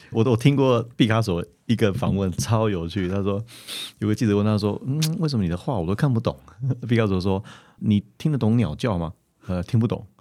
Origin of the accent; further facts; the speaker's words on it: Taiwan; 这真的是我们台湾人的福气